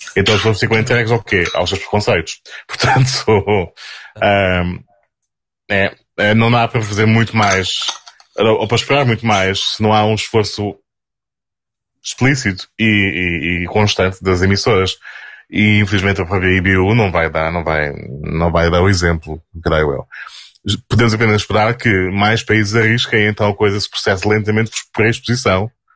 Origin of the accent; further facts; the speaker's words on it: Portugal; Nós, naquelas ilhas de onde, de onde eu venho